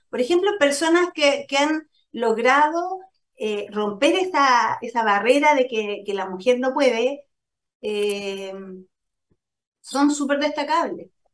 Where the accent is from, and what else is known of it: Chile